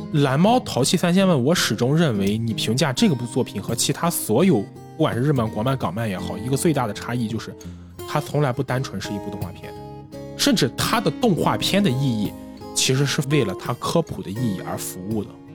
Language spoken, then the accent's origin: Chinese; China; 我们中国人